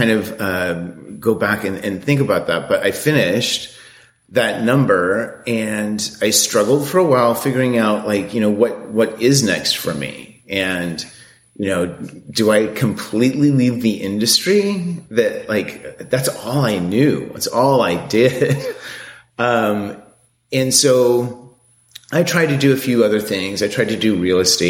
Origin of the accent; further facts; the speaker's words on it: Seattle, Washington, United States; moved away; I grew up in Seattle